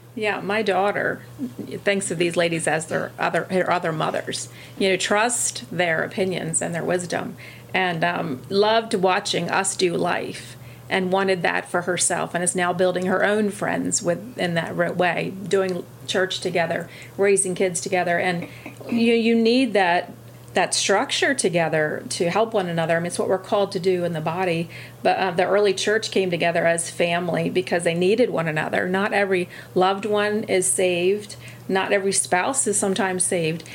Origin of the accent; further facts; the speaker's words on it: Milton, Delaware, United States; I grew up in Sussex County also, originally from Milton, still living just outside of Milton